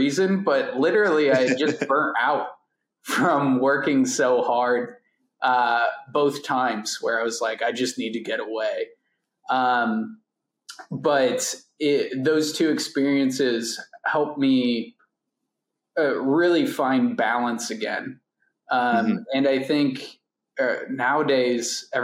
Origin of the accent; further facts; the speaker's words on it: Cleveland, Ohio, United States; I grew up in Cleveland, Ohio